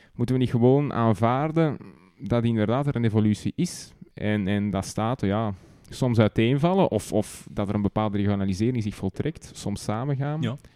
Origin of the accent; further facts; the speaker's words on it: Antwerp, Flanders, Belgium; Bij ons in Antwerpen heb je districten